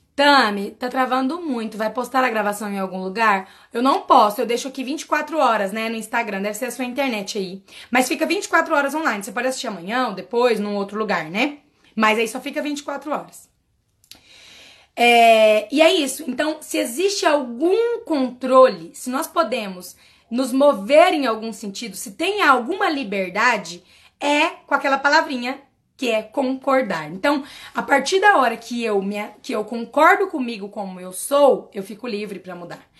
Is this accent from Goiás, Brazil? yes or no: yes; Quirinópolis, Goiás, Brazil; a primeira cidade era Quirinópolis, que era onde eu nasci